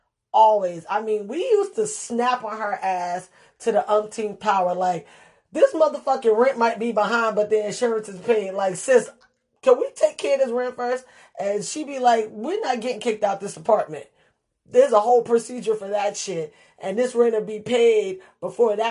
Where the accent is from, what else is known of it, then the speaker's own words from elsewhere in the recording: New York City, New York, United States; growing up in the Bronx